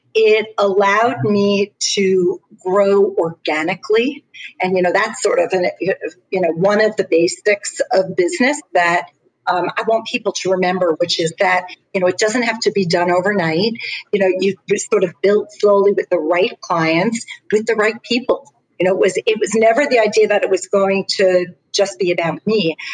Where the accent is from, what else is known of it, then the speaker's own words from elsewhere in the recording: Long Island, New York, United States; I am from Long Island, New York